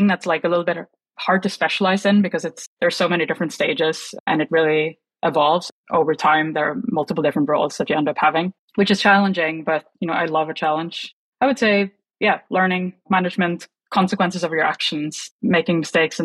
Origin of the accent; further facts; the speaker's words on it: Oslo, Norway; moved away as an adult; also born or lived in London / San Francisco; I moved from Norway when I was 27 years old.